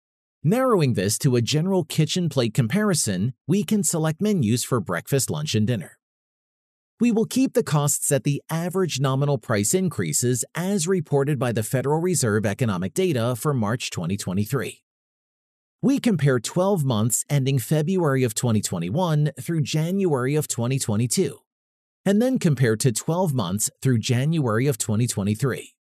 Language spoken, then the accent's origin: English; Brookfield, Wisconsin, United States; Drive a few miles down a main road in my hometown of Brookfield, Wisconsin, and you'll see many gas stations.